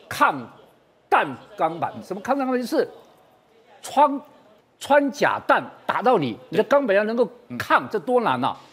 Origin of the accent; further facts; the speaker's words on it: Taiwan; 这是我们台湾人最心酸的一件事情